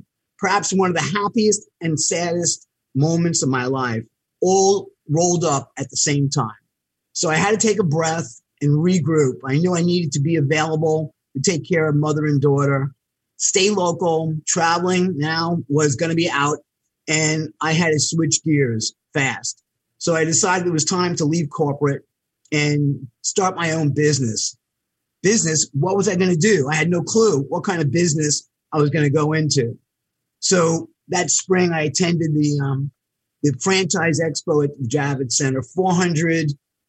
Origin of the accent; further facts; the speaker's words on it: New York City, New York, United States; also born or lived in Buffalo; I grew up in New York City in Queens on an eastern tip called Floral Park